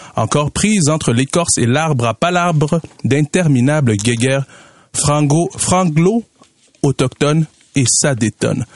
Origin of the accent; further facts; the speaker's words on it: Katanga, DR Congo; now in Canada; on vient de, la région euh, du Katanga, on parle Swahili dans cette région du Congo.